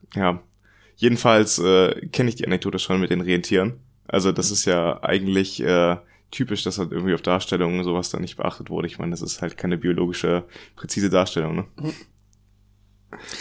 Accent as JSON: {"language": "German", "country": "Germany", "said": "Bei uns in Deutschland"}